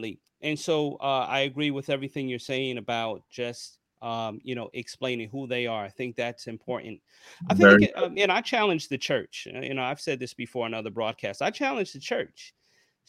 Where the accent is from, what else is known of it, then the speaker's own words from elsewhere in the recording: New York, United States; me growing up in New York, taking public transportation